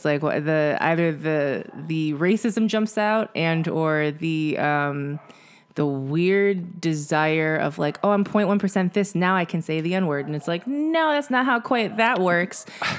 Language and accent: English; United States; But also I think my perspective is that I'm American and I have all these connections to all these places and that's great.